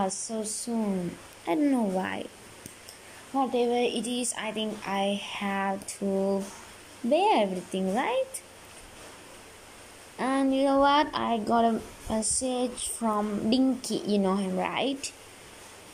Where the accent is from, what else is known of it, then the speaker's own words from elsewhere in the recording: Sri Lanka; I'm from Sri Lanka